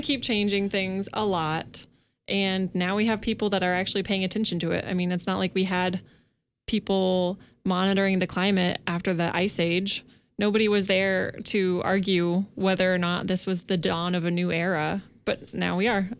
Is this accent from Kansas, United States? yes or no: yes; Kansas, United States; moved away; I'm from Kansas, and in my twenty-seven years, I have never experienced an earthquake.